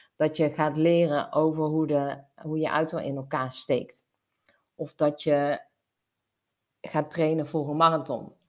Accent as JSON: {"language": "Dutch", "region": "North Brabant", "country": "Netherlands", "tie": "born or raised there", "said": "bij ons in Brabant"}